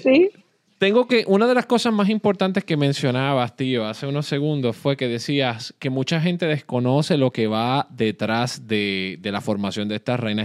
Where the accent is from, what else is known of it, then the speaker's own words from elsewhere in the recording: Puerto Rico; yo nací y crecí en Puerto Rico